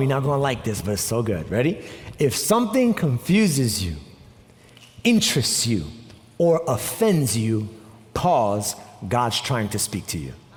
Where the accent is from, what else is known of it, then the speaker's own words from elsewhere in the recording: New York, United States; moved away; I'm also from New York.